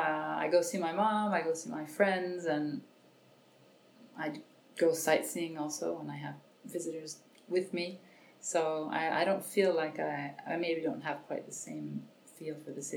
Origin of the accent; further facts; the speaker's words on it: San Francisco, California, United States; moved away as an adult; now in France; I grew up in San Francisco